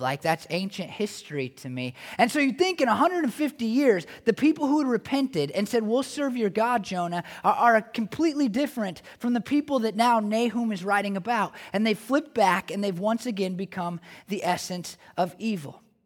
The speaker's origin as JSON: {"language": "English", "region": "Oregon", "country": "United States", "said": "I'm from Oregon"}